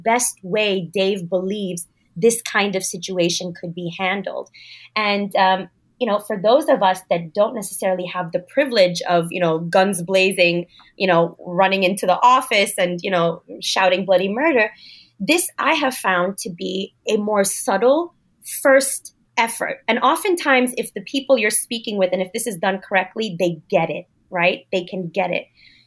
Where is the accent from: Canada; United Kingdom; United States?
United States; New York City, New York; of course I speak good English. I was born in Brooklyn